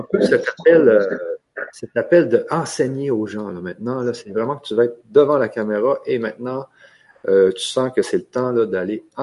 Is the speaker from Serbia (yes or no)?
no; Canada; comme vous savez, moi, je suis du Canada et toi, tu es de Guadeloupe.